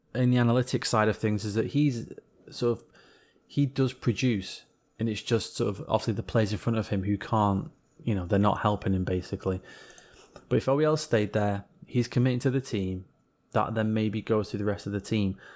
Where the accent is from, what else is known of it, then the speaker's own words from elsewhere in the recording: England, United Kingdom; being an Englishman